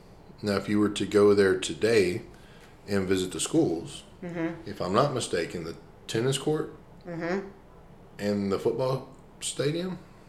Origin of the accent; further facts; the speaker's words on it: Deweyville, Texas, United States; where I grew up in Deweyville